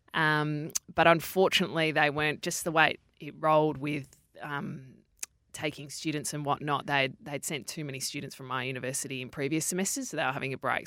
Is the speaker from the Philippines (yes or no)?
no; Perth, Western Australia, Australia; I grew up in Perth, and I grew up in a very sporty family.